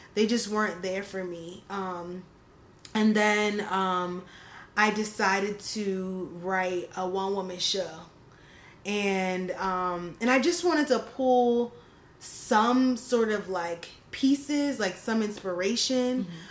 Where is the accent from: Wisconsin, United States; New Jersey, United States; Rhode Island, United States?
New Jersey, United States; the hometown like where I grew up in South Jersey